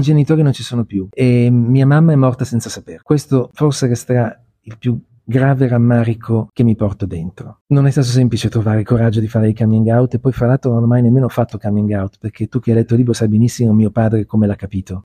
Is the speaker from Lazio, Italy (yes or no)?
no; Milan, Lombardy, Italy; sono nato l'11 giugno 1966 a Milano